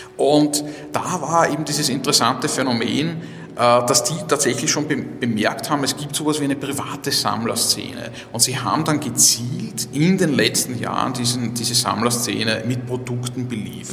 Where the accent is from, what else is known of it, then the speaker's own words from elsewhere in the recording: Vienna, Austria; ich, bin ja Wiener